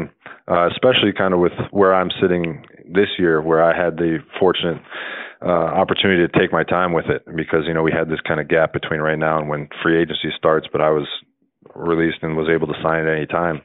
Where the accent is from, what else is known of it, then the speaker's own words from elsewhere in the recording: Wisconsin, United States; I grew up obviously in Wisconsin